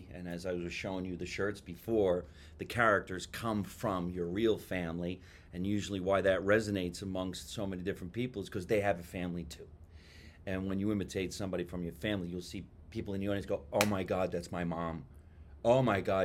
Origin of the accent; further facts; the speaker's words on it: Jersey City, New Jersey, United States; now in Los Angeles, United States; I'm originally from Jersey City, New Jersey